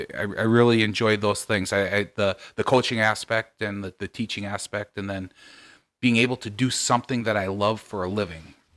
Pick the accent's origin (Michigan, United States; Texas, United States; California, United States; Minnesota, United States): Minnesota, United States; Nevis; I grew up six miles out of town